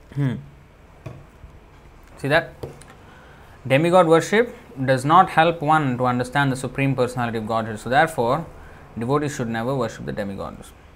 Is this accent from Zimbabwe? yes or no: no; India; born or raised there; English is a second language